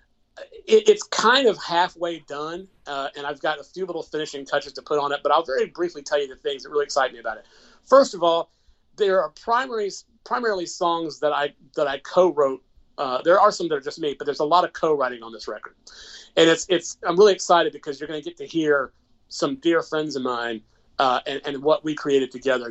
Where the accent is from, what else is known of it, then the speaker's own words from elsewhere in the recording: Macon, Georgia, United States; I'm the official music ambassador in my hometown of Macon, Georgia.